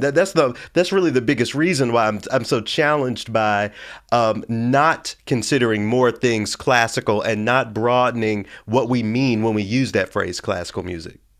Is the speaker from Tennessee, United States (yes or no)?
yes; Memphis, Tennessee, United States; I'm from Memphis.